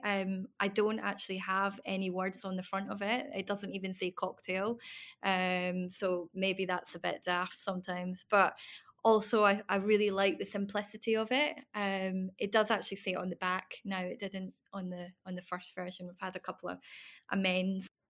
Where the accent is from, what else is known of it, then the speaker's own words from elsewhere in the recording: Isle of Bute, Scotland, United Kingdom; moved away as an adult; also born or lived in London; I came back to my hometown, um, Butte and moved back in with my family